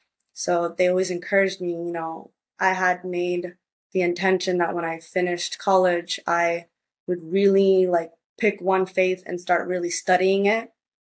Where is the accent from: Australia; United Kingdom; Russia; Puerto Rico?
Puerto Rico; also born or lived in United States; And when I was in Puerto Rico, because I spent part of my childhood growing up in Puerto Rico back and forth between the states, the schools there are Catholic private schools.